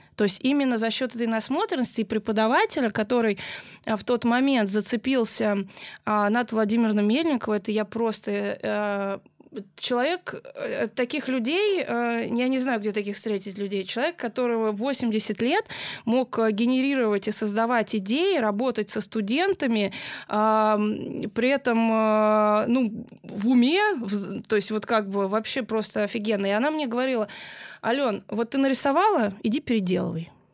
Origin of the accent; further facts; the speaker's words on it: Moscow, Russia; я москвичка